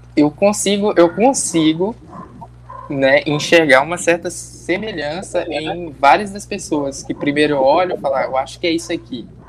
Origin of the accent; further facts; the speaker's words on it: Bahia, Brazil; now in Mato Grosso do Sul, Brazil; eu nasci na Bahia, né? Então eu tô acostumado com calor, mas eu tô morando agora no Mato Grosso do Sul